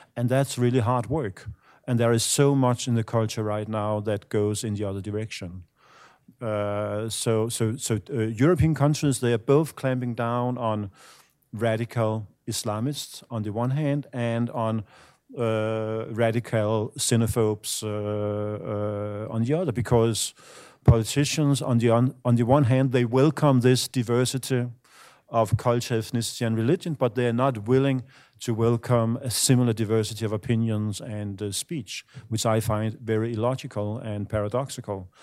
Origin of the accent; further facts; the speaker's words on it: Denmark; I'm from Denmark